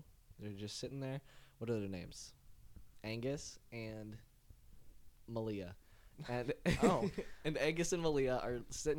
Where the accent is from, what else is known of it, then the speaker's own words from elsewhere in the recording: New England, United States; So, Tony, we're from New England.